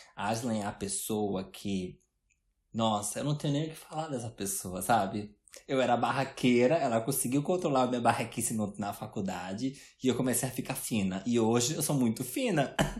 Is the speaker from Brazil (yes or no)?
yes; Brazil; moved away as an adult; eu nunca acharia que eu ia sair do Brasil aos 21 anos